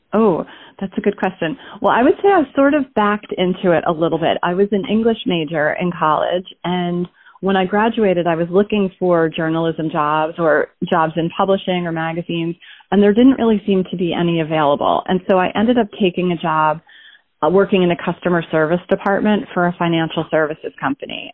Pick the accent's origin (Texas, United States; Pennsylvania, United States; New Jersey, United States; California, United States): New Jersey, United States; Basking Ridge; I was born in Basking Ridge, New Jersey, or I guess that's where I lived from the time I was about one